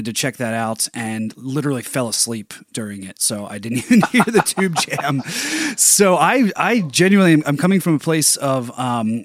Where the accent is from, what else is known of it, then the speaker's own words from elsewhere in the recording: Philadelphia, Pennsylvania, United States; moved away; my hometown where I was born and raised and still have so many friends and family and just so much love for Philadelphia